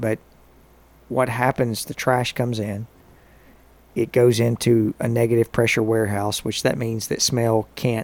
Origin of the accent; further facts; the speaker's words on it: Grundy County, Tennessee, United States; now in Murfreesboro, United States; I'm from Grundy County